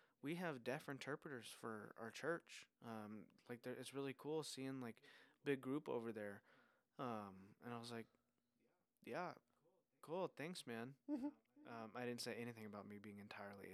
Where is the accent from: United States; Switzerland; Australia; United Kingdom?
United States; Arizona; I'm from Arizona, but I'm visiting my father here